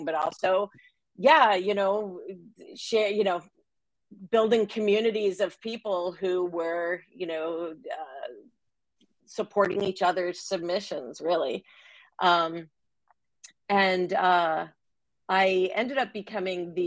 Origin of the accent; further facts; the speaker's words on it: Long Island, New York, United States; moved away; when I was a little girl growing up on Long Island